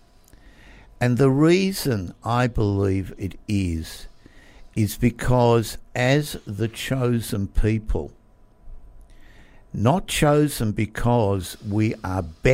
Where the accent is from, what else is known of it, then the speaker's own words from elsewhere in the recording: Melbourne, Victoria, Australia; I was born in Melbourne. Born, bred, grew up, educated